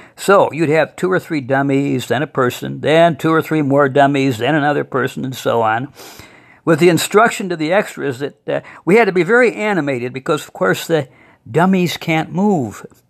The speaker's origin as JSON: {"language": "English", "town": "Toledo", "region": "Ohio", "country": "United States", "tie": "born or raised there", "said": "When I was growing up in Toledo"}